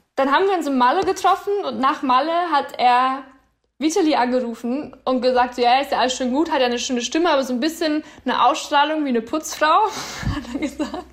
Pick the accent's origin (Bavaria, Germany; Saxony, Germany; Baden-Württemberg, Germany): Bavaria, Germany; moved away as an adult; now in Berlin, Germany; Also ich könnte mir jetzt auf keinen Fall mehr vorstellen, in Bayern in meinem kleinen Dorf da zu leben